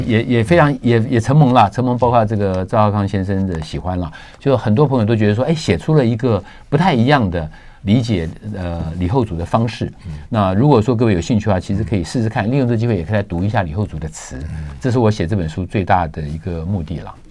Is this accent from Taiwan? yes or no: yes; Taiwan; 我们台湾人朋友